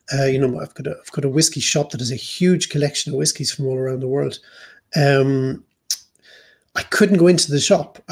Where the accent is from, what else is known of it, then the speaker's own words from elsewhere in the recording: Ireland; moved away as an adult; now in Hamburg, Germany; we as Irish